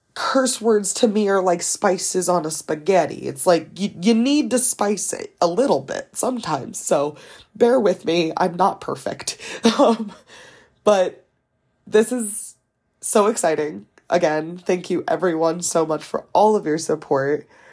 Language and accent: English; East Coast, United States; also born or lived in Delaware; I am from the East Coast. I live in the second smallest state of Delaware